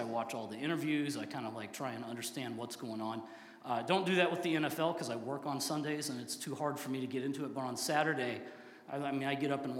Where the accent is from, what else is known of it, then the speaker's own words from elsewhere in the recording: Southwest Tennessee, United States; I grew up in Tennessee, but I was in Southwest Tennessee